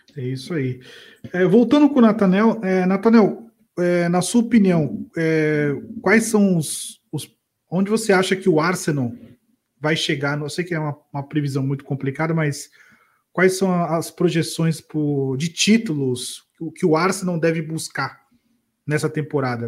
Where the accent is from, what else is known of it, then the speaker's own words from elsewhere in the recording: Brazil; a gente é brasileiro